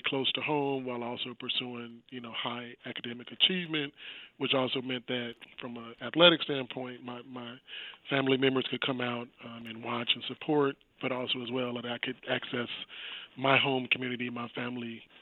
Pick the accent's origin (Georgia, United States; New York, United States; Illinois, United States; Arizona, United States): Illinois, United States; Chicago; South Side of Chicago, born and raised